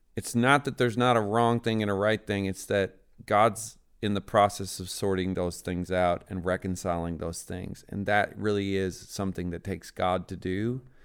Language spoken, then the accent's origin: English; Newfoundland and Labrador, Canada; I grew up in Newfoundland, Canada.